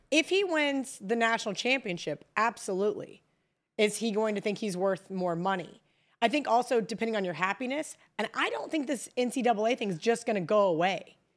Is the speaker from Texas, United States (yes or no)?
no; Kansas, United States; moved away; I grew up in Kansas